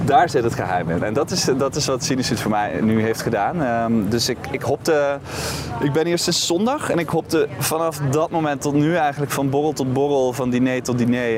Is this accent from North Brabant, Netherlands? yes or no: yes; Boxmeer, North Brabant, Netherlands; ik kom uit Brabant. Maar ik kom uit een dorpje dat, dat heet Boksmeer.